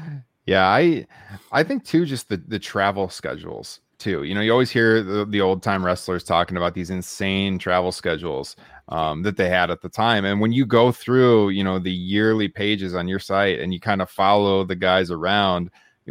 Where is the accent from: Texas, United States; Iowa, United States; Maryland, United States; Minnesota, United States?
Iowa, United States; Waterloo; here in my hometown